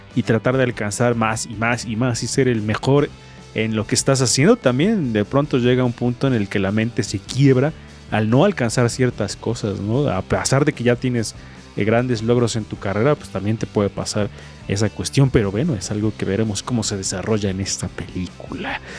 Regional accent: Mexico; soy mexicano

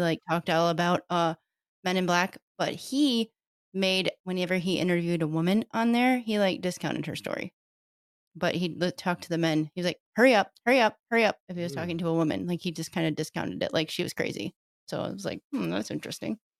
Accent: Detroit, Michigan, United States; I grew up in Detroit

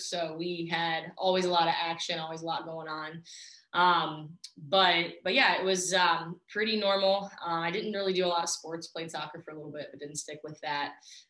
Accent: Warren, Ohio, United States; now in Columbus, United States; I grew up about 2.5 hours from Columbus. I always say Youngstown because nobody knows where Warren, Ohio is, but I'm actually from Warren, Ohio, even a suburb of that called Howland, Ohio.

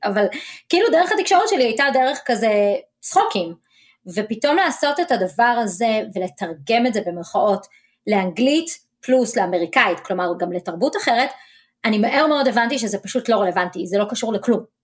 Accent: Israel; now in Dallas, United States

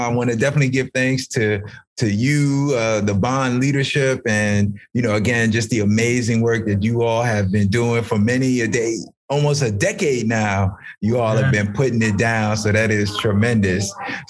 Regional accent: New York City, New York, United States; moved away as an adult; also born or lived in Atlanta; now in Maryland, United States; I went to school in public schools in New York City.

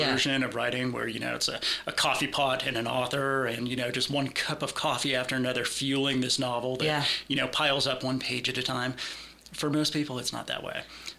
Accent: Concord, California, United States; So I'm from Northern California originally, born in Concord, moved around quite a bit.

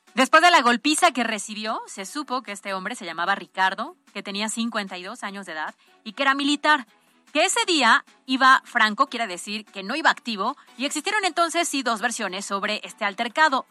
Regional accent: Puebla, Mexico; como ciudadanos, como poblanos

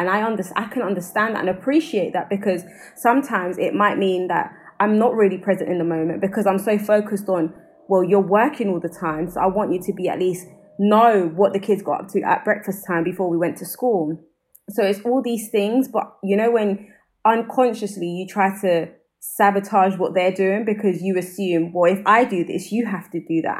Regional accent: London, United Kingdom; accent: South London; i'm from brixton

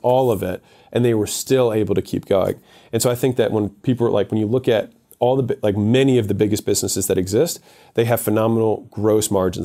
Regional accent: United States; I was born in America

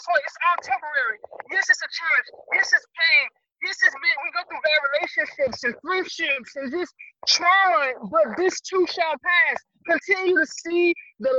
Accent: Dallas, Texas, United States; moved away as an adult; now in Seattle, United States; I'm from Dallas, Texas, and I'm a Navy

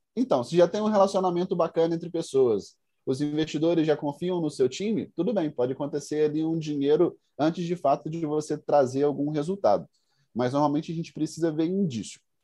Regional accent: Carangola, Minas Gerais, Brazil; also born or lived in Budapest, Hungary / Viçosa; sou mineiro, sou do interior de Minas, venho na cidade que chama Carangola, cidade pequenininha, 30 mil habitantes.

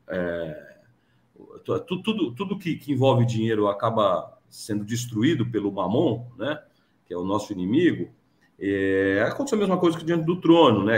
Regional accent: Piracicaba, São Paulo, Brazil; eu sou do interior de São Paulo, sou de Piracicaba

